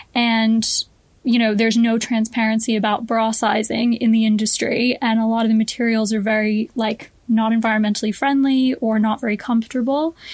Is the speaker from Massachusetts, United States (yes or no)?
yes; Boston, Massachusetts, United States; moved away as an adult; now in London, United Kingdom; I grew up in Boston in the States um, and I moved to London when I was 18